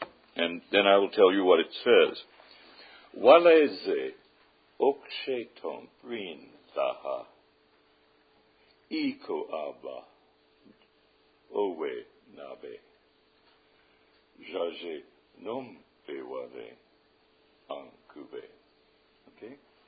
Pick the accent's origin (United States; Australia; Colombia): United States; Osage Indian Reservation, Oklahoma; I grew up in Oklahoma on the Osage Indian Reservation. My blood father was French and Indian.